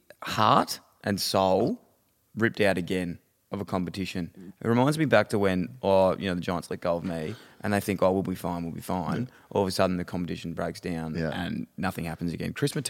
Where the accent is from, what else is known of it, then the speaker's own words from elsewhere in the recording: Ballarat, Victoria, Australia; It takes me back to being in Ballarat because I'm a boy from Ballarat.